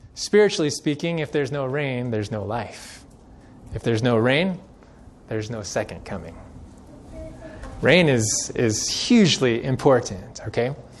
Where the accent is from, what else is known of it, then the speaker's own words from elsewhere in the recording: Central California, United States; now in Colorado, United States; I grew up in Central California